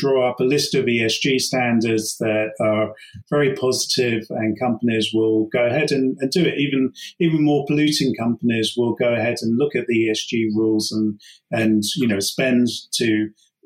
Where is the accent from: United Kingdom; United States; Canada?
United Kingdom; we're as British, you know, having grown up, let's say, with the IRA